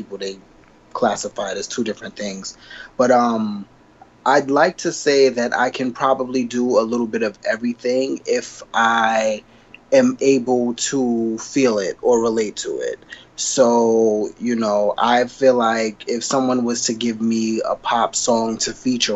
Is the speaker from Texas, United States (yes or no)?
no; New York City, New York, United States; also born or lived in South Carolina; I'm originally from South Carolina. Like, I was born out there, but I was raised in Queens, in Jamaica, Queens.